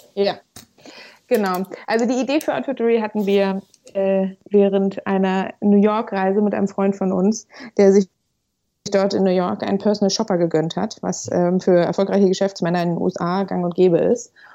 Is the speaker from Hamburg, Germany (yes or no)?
yes; Hamburg, Germany; moved away as an adult; also born or lived in Freiburg; ich bin äh, gebürtige Hamburgerin